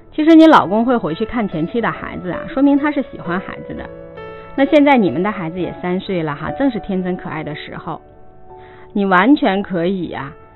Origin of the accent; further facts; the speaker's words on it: China; 是我们中国人一个很现实的问题